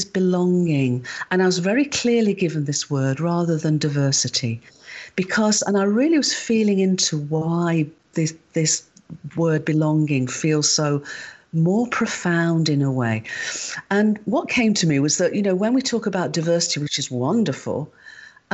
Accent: United Kingdom; I'm a Brit

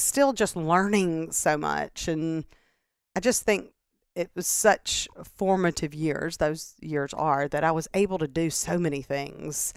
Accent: Starkville, Mississippi, United States; moved away as an adult; also born or lived in Greenwood, Mississippi / Indianola, Mississippi / Erie, Pennsylvania / North Carolina; now in Mississippi Gulf Coast, United States; we moved to Starkville, and that's where my dad and his business partners started a business. And so that's where we grew up in Starkville

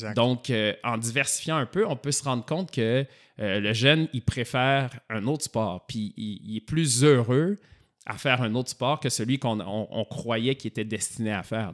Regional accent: Montreal, Quebec, Canada; also born or lived in Sherbrooke; je suis revenu à Montréal parce que moi, je suis de Montréal

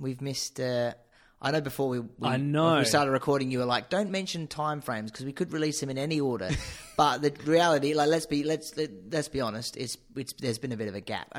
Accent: England, United Kingdom; now in Australia; despite being British and English...

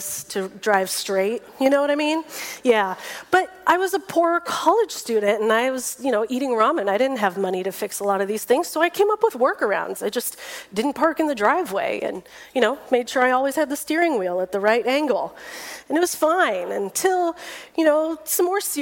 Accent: Fresno, California, United States; moved away as an adult; now in San Diego, United States; I drove that car all over my hometown of Fresno

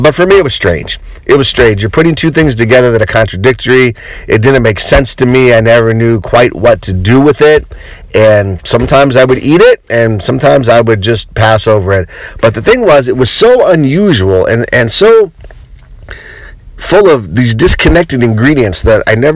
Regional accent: Colorado, United States; I grew up in Colorado

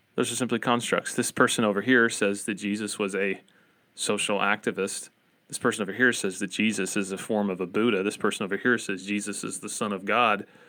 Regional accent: Appalachia, United States; accent: Appalachian American; my Appalachian American accent

